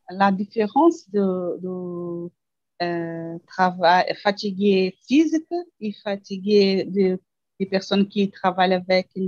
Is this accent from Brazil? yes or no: yes; Brazil; French is a second language; je suis brésilienne